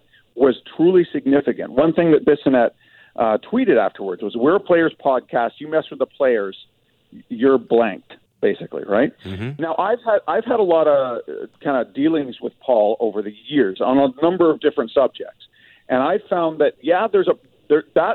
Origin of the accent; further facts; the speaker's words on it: Vancouver, British Columbia, Canada; radio stations that I grew up to in my hometown